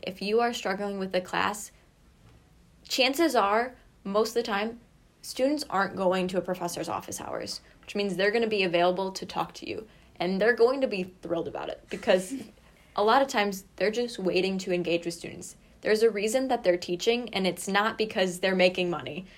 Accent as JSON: {"language": "English", "town": "Kalamazoo", "region": "Michigan", "country": "United States", "also_born_or_lived": "Rochester", "said": "I am originally from Kalamazoo"}